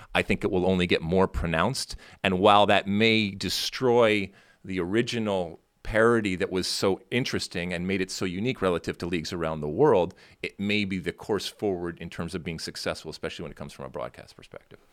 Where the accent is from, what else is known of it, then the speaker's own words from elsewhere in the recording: Michigan, United States; growing up in Michigan, most of the time it was very cold